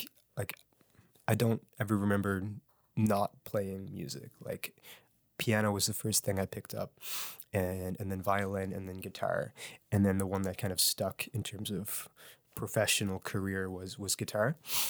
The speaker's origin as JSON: {"language": "English", "town": "Halifax", "region": "Nova Scotia", "country": "Canada", "tie": "born or raised there", "said": "Sure. I'm from Halifax, born and raised. My family still lives out in Clayton Park."}